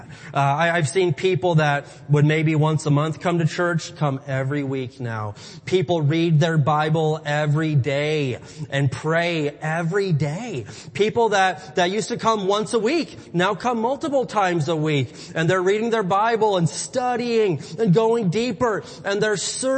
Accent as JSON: {"language": "English", "region": "Midwest", "country": "United States", "moved": "yes", "said": "I'm from the Midwest."}